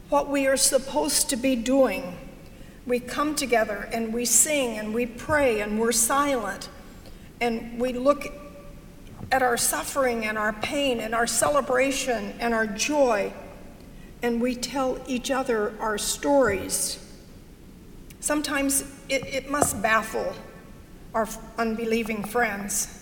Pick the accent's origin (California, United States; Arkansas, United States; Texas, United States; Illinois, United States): Arkansas, United States; I was raised in Arkansas